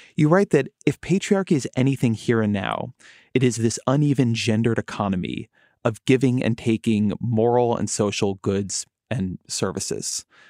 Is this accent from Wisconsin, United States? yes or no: no; Irvine, California, United States; I grew up there. That is my, my hometown, my hometown university